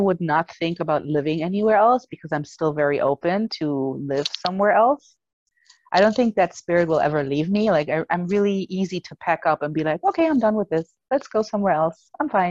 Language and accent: English; Germany; English is a second language; moved away; I was born and raised in Germany